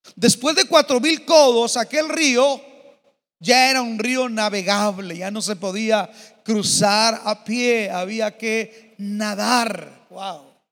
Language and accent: Spanish; Mexico; Yo aprendí a nadar en el río Bravo. Viví de niño en la Bellavista, a una cuadra del río.